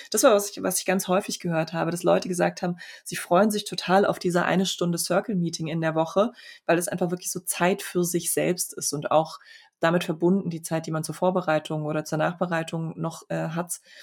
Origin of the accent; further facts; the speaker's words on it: Poland; also born or lived in Freiburg, Germany; now in Stuttgart, Germany; ich bin in Polen geboren